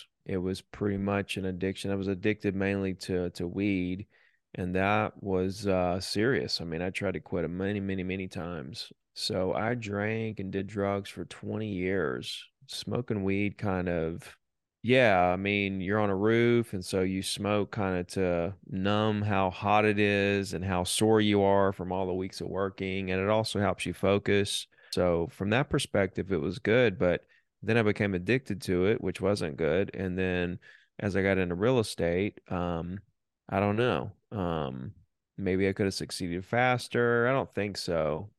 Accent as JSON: {"language": "English", "region": "Alabama", "country": "United States", "tie": "born or raised there", "said": "Down here on the beach. A lot of people don't know we have beaches here, but Florida extends into Alabama, a good 40 miles of white sandy beaches, and that's where I grew up."}